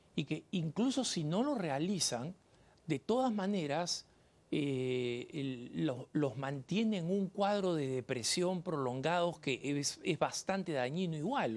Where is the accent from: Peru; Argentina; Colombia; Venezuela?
Peru; moved away; also born or lived in Colorado, United States; el país de donde yo vengo, en el Perú